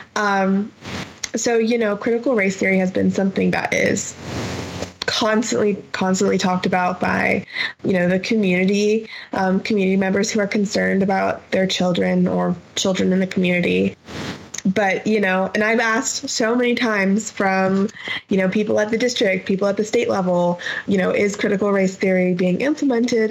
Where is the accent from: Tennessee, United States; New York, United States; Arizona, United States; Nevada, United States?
Arizona, United States; Phoenix; moved away as an adult; now in Las Cruces, United States; growing up in Phoenix, there's always mountains all around you